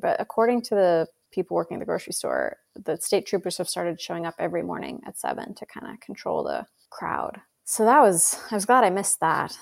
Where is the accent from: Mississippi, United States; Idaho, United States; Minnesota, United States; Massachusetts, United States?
Idaho, United States; moved away; also born or lived in Cambridge; where I grew up in Idaho